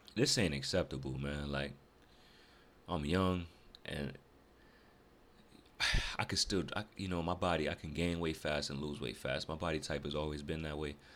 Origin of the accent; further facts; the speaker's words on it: Rochester, New York, United States; moved away as an adult; now in Greensboro, United States; I'm originally from North, or Rochester, New York